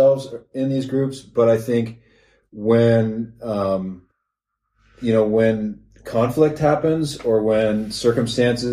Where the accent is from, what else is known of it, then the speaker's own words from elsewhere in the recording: the West Side, Washington, United States; I'm from the West Side